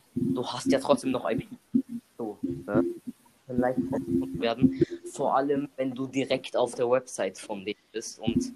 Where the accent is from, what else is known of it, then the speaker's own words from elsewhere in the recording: Germany; wir. Die Deutsche